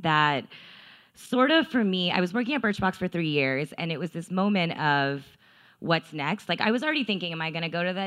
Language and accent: English; Texas, United States; I'm from Texas, and my family is super, super traditional